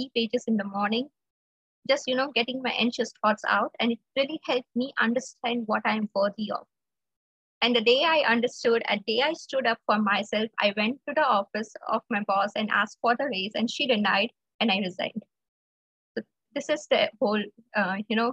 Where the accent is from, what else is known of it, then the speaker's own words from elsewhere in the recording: India; I'm from India